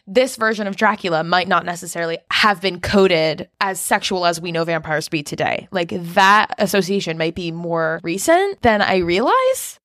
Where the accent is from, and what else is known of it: United States